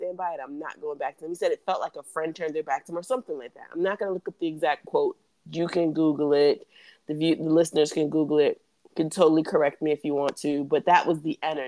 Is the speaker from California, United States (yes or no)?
no; New York City, New York, United States; I'm from Queens